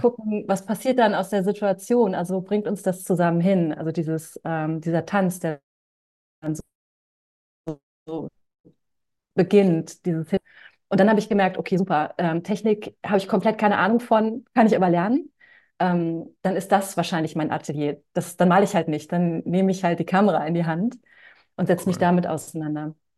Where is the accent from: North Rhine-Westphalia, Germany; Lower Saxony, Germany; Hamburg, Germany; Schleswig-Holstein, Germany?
Lower Saxony, Germany; Hanover; ich bin in Hannover groß geworden